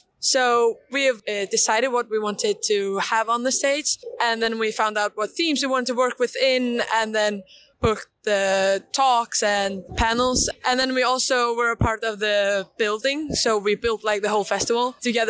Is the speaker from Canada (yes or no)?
no; Iceland; I'm from Iceland. I'm 19 years old